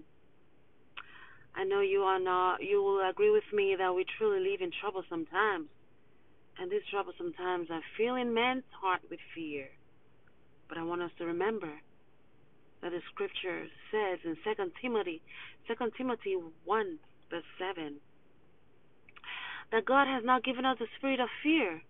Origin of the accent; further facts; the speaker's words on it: Zimbabwe; now in United States; I'm originally from Zimbabwe, which is on the southern part of Africa.